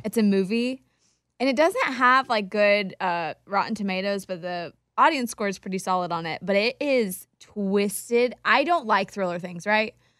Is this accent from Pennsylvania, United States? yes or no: no; Wichita, Kansas, United States; a radio show in Wichita, my hometown